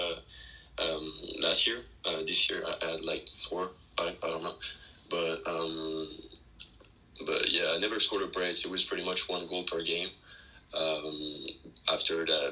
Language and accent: English; France; born or raised there; moved away as an adult; now in United States